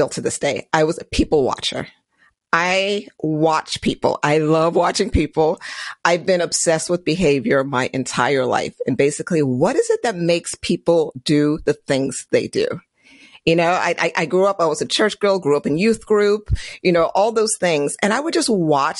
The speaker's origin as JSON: {"language": "English", "area": "Prince George's County", "region": "Maryland", "country": "United States", "tie": "born or raised there", "also_born_or_lived": "Trinidad and Tobago", "said": "I was born in Trinidad and Tobago, and then I came to this country when I was very young. So, and then got my citizenship when I was in college. But throughout life, it was like I grew up in Maryland, in Prince George's County, Maryland."}